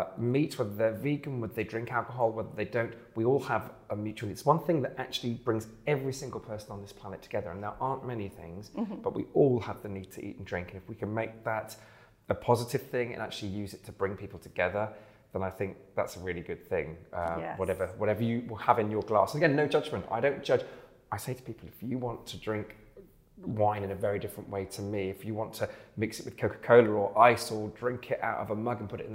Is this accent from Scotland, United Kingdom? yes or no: no; Bristol, South West England, United Kingdom; moved away as an adult; also born or lived in London / Thornbury; I'm from Bristol originally, and I lived in London for many years